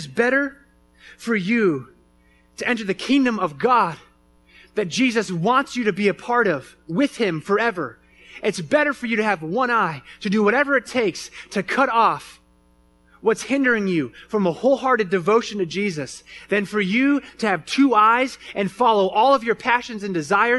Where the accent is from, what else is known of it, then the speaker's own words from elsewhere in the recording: Phoenix, Arizona, United States; moved away; I grew up in Phoenix, Arizona